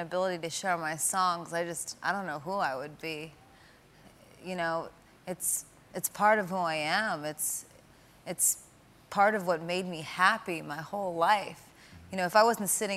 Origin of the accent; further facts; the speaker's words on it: New York City, New York, United States; I'm a New Yorker